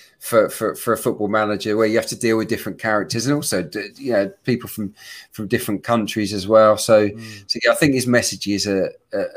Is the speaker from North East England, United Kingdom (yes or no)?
no; Suffolk, East of England, United Kingdom; I was brought up in Suffolk.